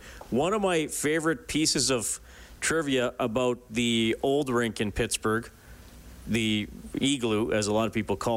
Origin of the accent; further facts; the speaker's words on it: Evansburg, Alberta, Canada; I grew up in Evansburg, which is about an hour drive west of Edmonton